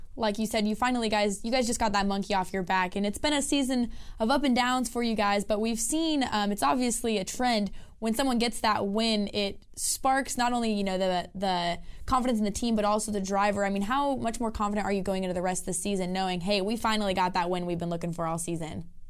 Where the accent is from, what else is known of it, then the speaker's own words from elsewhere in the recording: West Coast, United States; I'm from the West Coast.